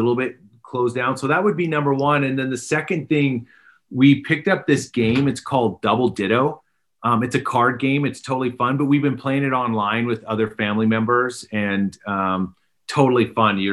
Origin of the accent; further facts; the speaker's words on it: Canada; moved away as an adult; also born or lived in England; now in Pennsylvania, United States; I grew up in Canada